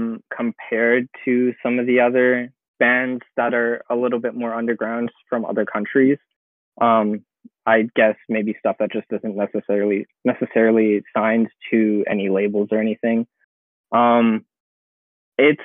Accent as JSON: {"language": "English", "country": "Canada", "said": "being a Canadian."}